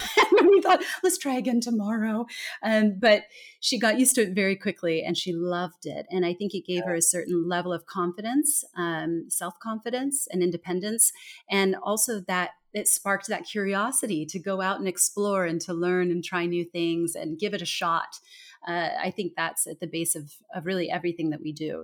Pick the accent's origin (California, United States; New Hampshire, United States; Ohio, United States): California, United States; moved away as an adult; also born or lived in Denmark / Singapore; I am originally from California. I was born and raised in a very small town in the very middle of the state